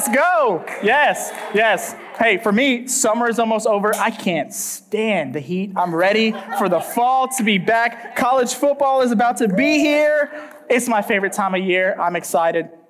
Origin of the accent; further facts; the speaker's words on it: Orlando, Florida, United States; moved away; I'm not from here. I grew up in Orlando, Florida